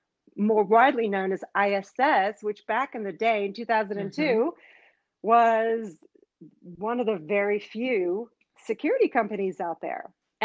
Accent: Australia; also born or lived in Israel / Canada; now in United States; So I grew up in Australia and I grew up in Israel.

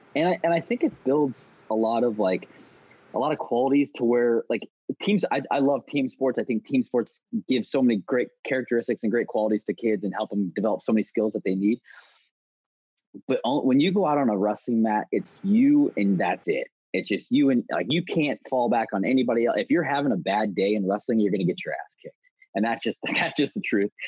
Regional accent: St. Louis, Missouri, United States; also born or lived in St. Charles, Missouri; I grew up in St. Louis, St. Louis, Missouri

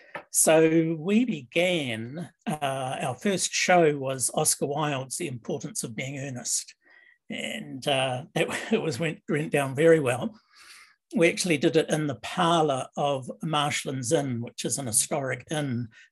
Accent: New Zealand; now in Canada; I came from New Zealand to live in Canada. And so a lot of my roots in theatre were more British because of the British influence in New Zealand theatre

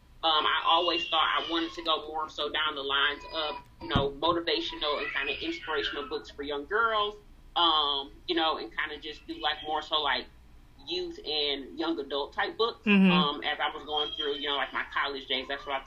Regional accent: Saginaw, Michigan, United States; also born or lived in Detroit area, Michigan; I actually live in Michigan, close to Detroit, Michigan, born and raised in Saginaw

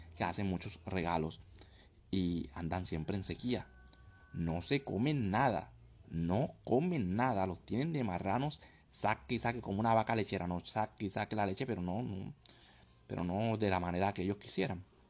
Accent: Colombia; moved away; also born or lived in Thailand / Vietnam; Soy colombiano, estoy actualmente en Tailandia, Vietnam, el sureste asiático.

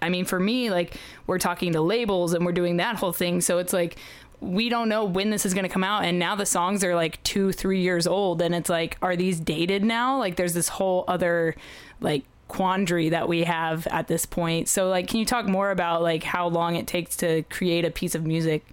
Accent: Oklahoma, United States; I'm from Oklahoma

